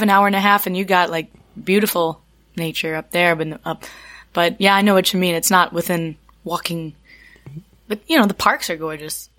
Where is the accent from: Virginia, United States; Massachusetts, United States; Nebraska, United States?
Virginia, United States; Charlottesville; moved away as an adult; also born or lived in New York / Appalachia; I grew up in Virginia, in Charlottesville